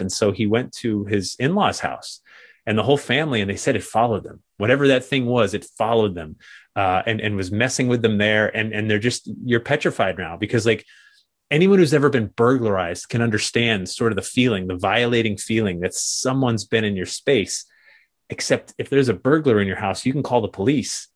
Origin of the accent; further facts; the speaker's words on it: New England, United States; growing up in New England